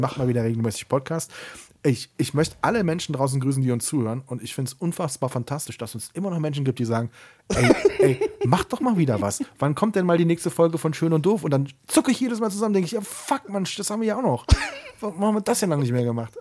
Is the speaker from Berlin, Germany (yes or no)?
no; Siegburg, North Rhine-Westphalia, Germany; in meiner Heimatstadt in Siegburg